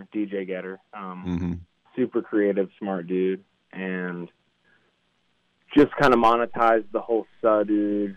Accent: Pittsburgh, Pennsylvania, United States; also born or lived in Hawaii; we moved up to Pittsburgh. That's where our family's from

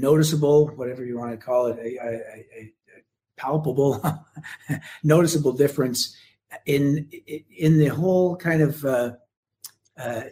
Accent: Canada; as a Canadian

